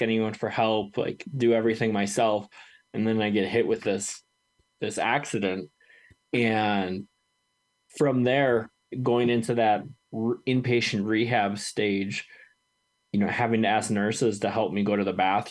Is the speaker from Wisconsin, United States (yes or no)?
yes; Wisconsin, United States; now in Colorado, United States; my home state of Wisconsin